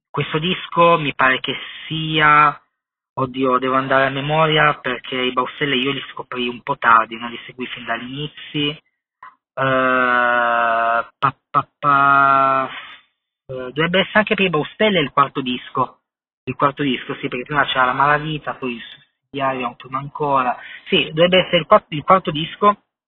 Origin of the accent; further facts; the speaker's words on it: Turin, Piedmont, Italy; io sono di Torino, sono legato profondamente a tutto quello che è la cultura musicale creativa della mia città. Fortunatamente, appunto, sono cresciuto in questo ambiente